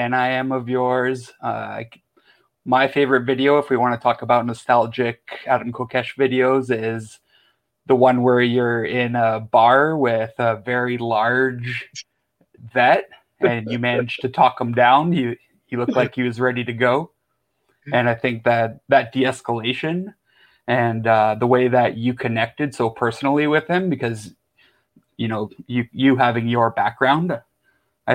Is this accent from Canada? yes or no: yes; Canada; accent: thick Canadian; now in Toronto, Canada; my thick Canadian accent